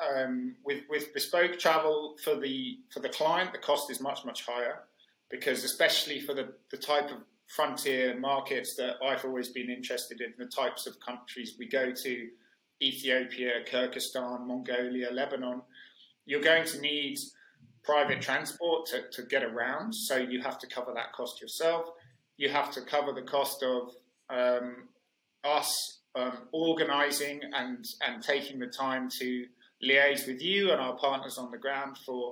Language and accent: English; United Kingdom; also born or lived in Mexico / Spain; I moved back to the UK